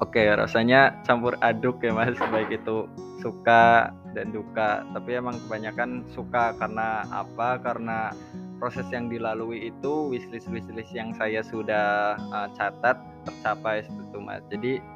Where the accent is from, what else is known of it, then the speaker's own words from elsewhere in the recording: Purwokerto, Central Java, Indonesia; asal dari Purwokerto